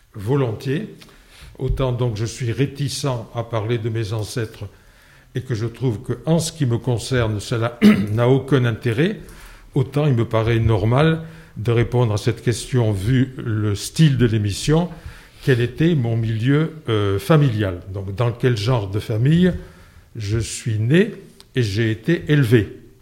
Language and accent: French; Landes, Nouvelle-Aquitaine, France; also born or lived in Lourdes; j'ai vécu dans les Landes, si bien que je peux dire que mon milieu géographique d'enfance, ce sont les Landes.